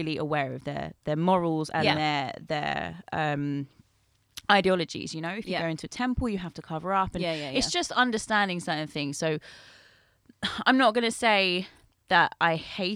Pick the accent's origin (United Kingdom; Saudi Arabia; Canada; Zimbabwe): United Kingdom; London; I'm a Londoner